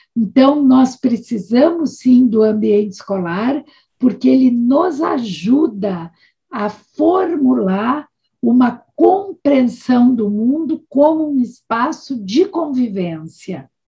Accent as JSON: {"language": "Portuguese", "country": "Brazil", "said": "trabalhar no Brasil, sendo também brasileira"}